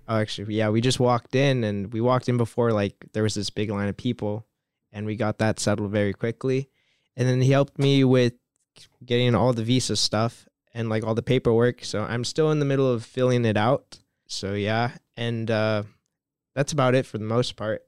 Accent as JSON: {"language": "English", "town": "Los Angeles", "region": "California", "country": "United States", "moved": "as an adult", "lives_now": "Stuttgart, Germany", "said": "I'm twenty-one years old, and I'm an exchange student from Los Angeles"}